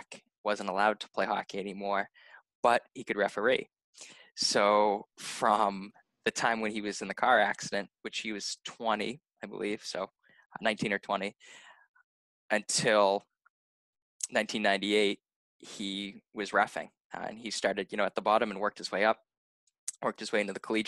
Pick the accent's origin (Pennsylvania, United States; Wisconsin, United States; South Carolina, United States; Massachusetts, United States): Massachusetts, United States; Lynn; My grandfather had started a youth hockey program in Lynn, so in my hometown